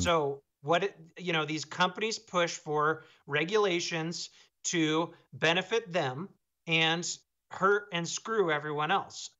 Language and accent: English; Seattle, Washington, United States; now in Montana, United States; I'm from Seattle, but I live in Montana now